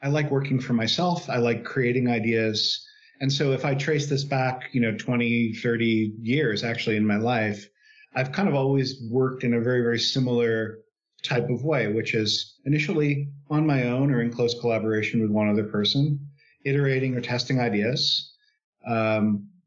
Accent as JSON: {"language": "English", "town": "New York City", "region": "New York", "country": "United States", "tie": "born or raised there", "moved": "as an adult", "lives_now": "San Francisco Bay Area, United States", "said": "I'm originally from New York, actually New York City. Grew up there, went to undergraduate there"}